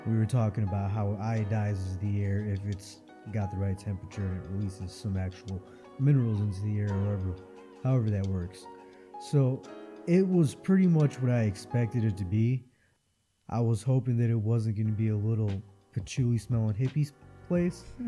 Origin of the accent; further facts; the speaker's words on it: Florida, United States; I come from Florida where there's salt water.